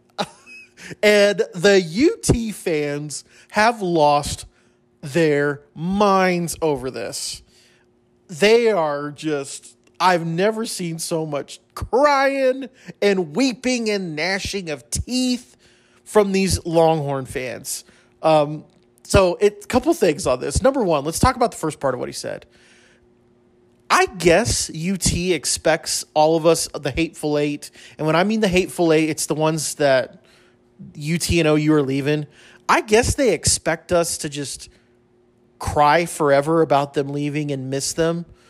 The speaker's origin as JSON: {"language": "English", "country": "United States", "said": "I'm an American, I love America"}